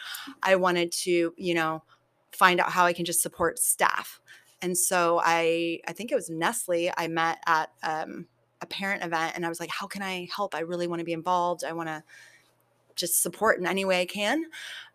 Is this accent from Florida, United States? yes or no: no; San Diego, California, United States; also born or lived in Poway; I grew up in San Diego